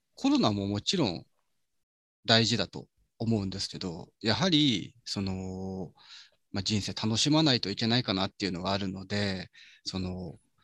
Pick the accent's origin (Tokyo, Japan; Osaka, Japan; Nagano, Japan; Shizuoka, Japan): Shizuoka, Japan; Mishima; 静岡ってもう自分の住んでるとこは伊豆なんですね